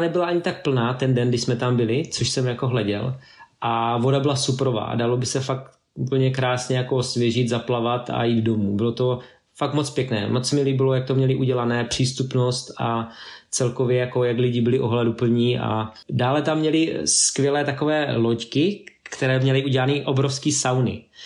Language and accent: Czech; Czechia; now in Norway; jako takový klasický Čecháček, jo. Mám český značky a prostě jezdím tady.